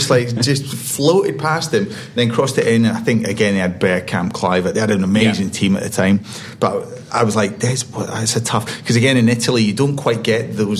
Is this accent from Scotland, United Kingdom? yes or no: yes; Scotland, United Kingdom; As a Scotsman